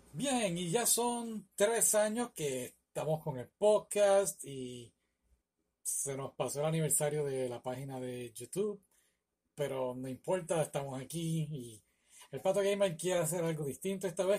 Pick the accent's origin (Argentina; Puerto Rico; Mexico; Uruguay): Puerto Rico; now in United States; yo soy de Puerto Rico